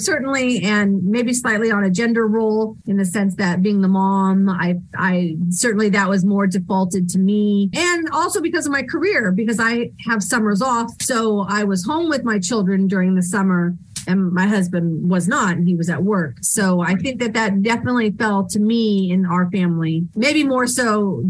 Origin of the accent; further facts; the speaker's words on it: California, United States; now in Tennessee, United States; especially because I came from California. And when you live in California, it's great, but everything is so far away. It takes so long to get out of the state, to go north or south. So now that I live in Tennessee